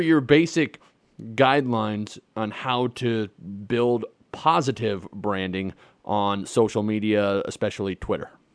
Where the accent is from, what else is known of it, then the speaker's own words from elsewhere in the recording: Nebraska, United States; now in South Dakota, United States; I'm a Midwest boy. I was raised in Nebraska. I live in South Dakota.